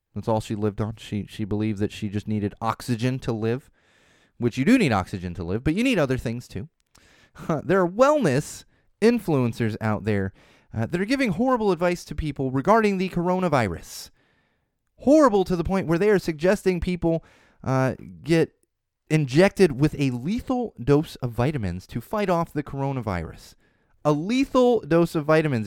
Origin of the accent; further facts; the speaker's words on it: San Diego, California, United States; moved away; I grew up in San Diego for the most part